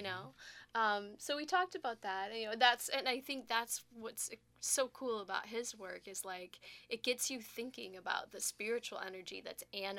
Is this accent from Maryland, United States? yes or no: no; outside of Milwaukee, Wisconsin, United States; we grew up together outside of Milwaukee.